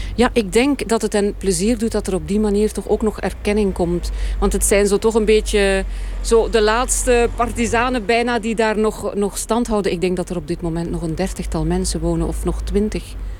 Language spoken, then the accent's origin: Dutch; East Flanders, Belgium; Ik ben zelf van Oost-Vlaanderen